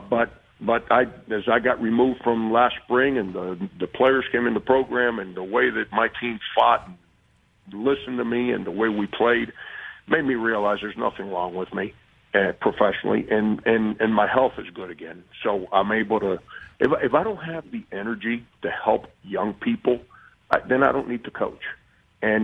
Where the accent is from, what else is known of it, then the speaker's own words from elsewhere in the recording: Miami, Florida, United States; I did that my whole life growing up in Miami